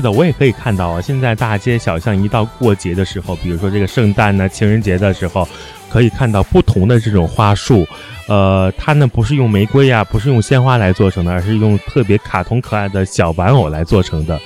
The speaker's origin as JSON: {"language": "Chinese", "country": "China", "said": "我们中国人在过年的时候，大年三十包饺子"}